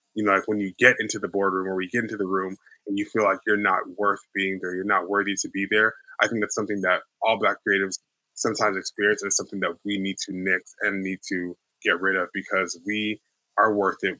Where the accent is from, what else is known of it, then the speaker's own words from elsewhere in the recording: Houston, Texas, United States; moved away; also born or lived in New York; I was raised in Houston, Texas